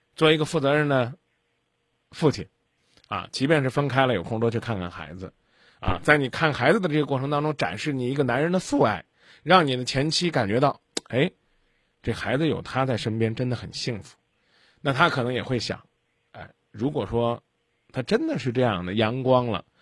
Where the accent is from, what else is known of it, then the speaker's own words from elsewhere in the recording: China; 我们中国人